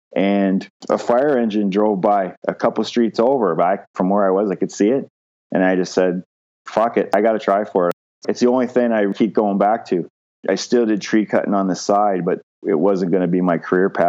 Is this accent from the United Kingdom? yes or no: yes; London, United Kingdom; I was still living at home because I was from London and the university's there.